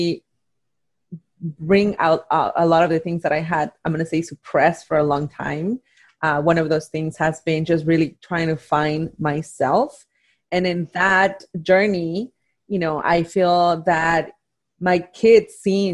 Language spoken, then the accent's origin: English; Oaxaca, Mexico; moved away; Growing up in Mexico, in Oaxaca, growing up in a telenovela culture